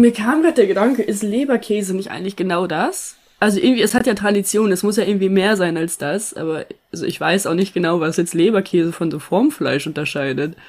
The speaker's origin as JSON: {"language": "German", "area": "East Frisia", "region": "Lower Saxony", "country": "Germany", "tie": "born or raised there", "moved": "yes", "said": "ich bin hier in Ostfriesland aufgewachsen"}